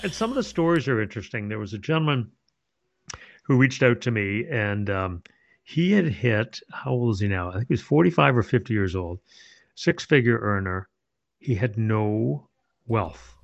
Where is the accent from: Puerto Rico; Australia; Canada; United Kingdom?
Canada; moved away as an adult; now in Ohio, United States; my native Canada. Uh, since moved to Ohio